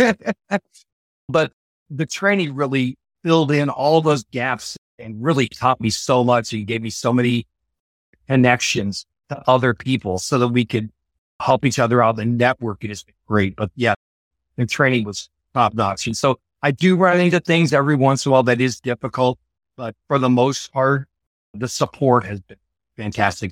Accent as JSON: {"language": "English", "region": "Iowa", "country": "United States", "tie": "born or raised there", "moved": "yes", "said": "I actually grew up about a half an hour from where we're currently"}